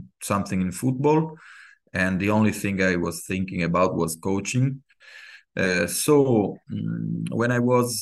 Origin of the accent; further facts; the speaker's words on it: Genoa, Liguria, Italy; I was born in Genoa, Italy. Grown up with football